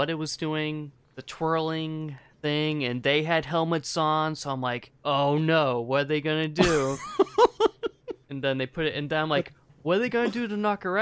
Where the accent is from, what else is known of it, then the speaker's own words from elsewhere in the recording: Boston, Massachusetts, United States; I'm from Boston.